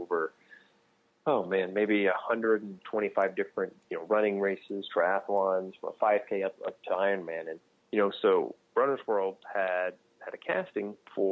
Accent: Texas, United States; moved away as an adult; now in New Jersey, United States; I grew up in Texas

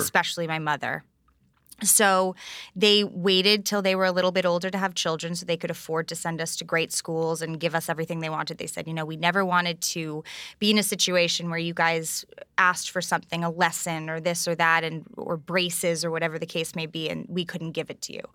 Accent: New York, United States; growing up on the Upper East Side of New York

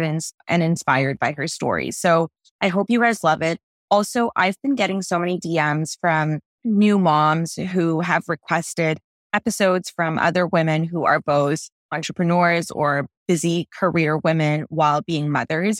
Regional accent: Toronto, Ontario, Canada; moved away as an adult; now in Los Angeles, United States; I come from Toronto, where our tap water is really, really high quality, and moving to L

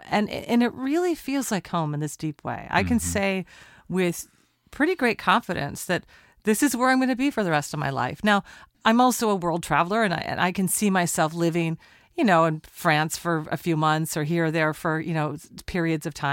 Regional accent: West Coast, United States; we grew up on the West Coast.

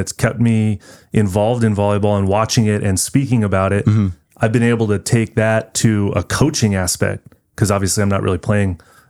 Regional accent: Ventura, California, United States; growing up in Ventura in the middle 90s, I graduated high school in 97.

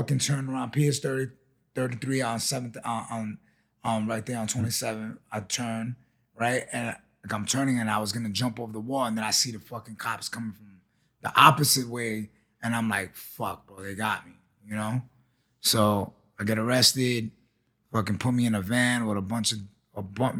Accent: New York City, New York, United States; growing up in Chelsea

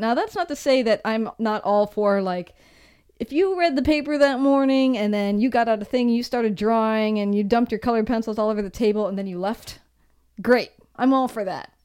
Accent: Seattle, Washington, United States; moved away; also born or lived in San Francisco; we come from Seattle. It's super dark there all the time

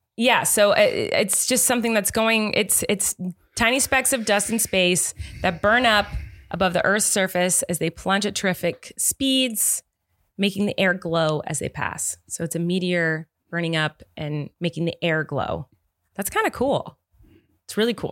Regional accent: Santa Barbara, California, United States; I grew up in Santa Barbara, where it's pretty much just around the seventy, in the seventies degree area all year round

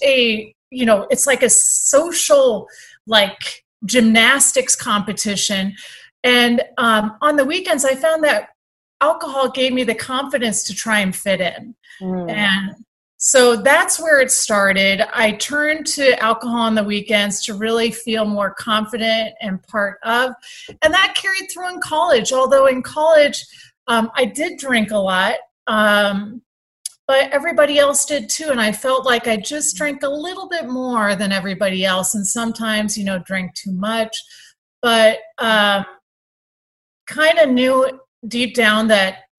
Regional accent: San Diego, California, United States; moved away; I grew up in Southern California in San Diego

